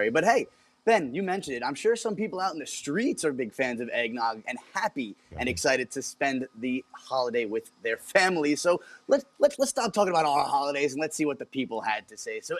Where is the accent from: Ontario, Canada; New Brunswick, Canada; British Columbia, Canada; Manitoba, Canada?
Ontario, Canada; Toronto; I want to watch a baseball game because I'm from Toronto